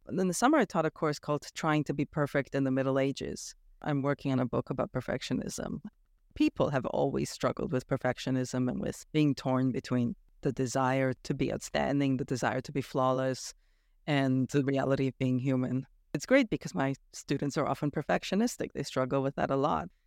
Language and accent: English; Toronto, Ontario, Canada; moved away as an adult; also born or lived in Romania; now in Bonn, Germany; I grew up in Toronto, Canada